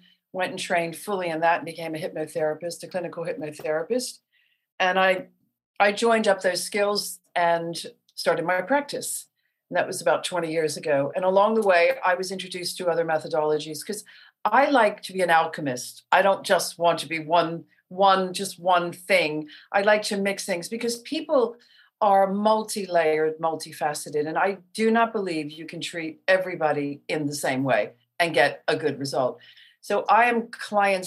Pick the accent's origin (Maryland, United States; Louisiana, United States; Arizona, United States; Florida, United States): Maryland, United States; Baltimore; moved away; I'm a girl from Baltimore